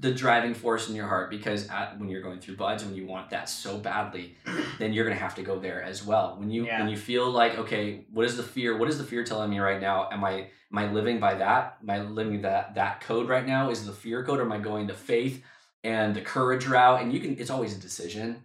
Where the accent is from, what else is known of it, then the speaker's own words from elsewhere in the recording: United States; moved away as an adult; also born or lived in London; we had to move back to my hometown near my parents.